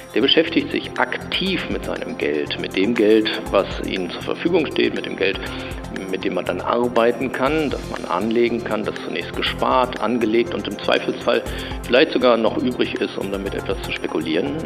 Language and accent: German; Germany; als Deutsche